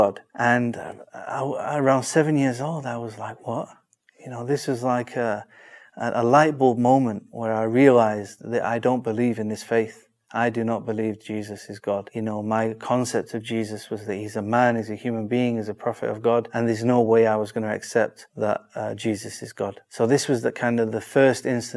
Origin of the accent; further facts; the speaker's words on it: Manchester, North West England, United Kingdom; I'm from Manchester, the famous city.